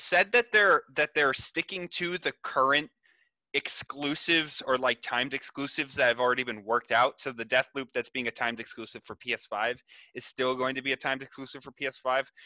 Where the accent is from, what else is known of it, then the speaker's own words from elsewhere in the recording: United States; as an American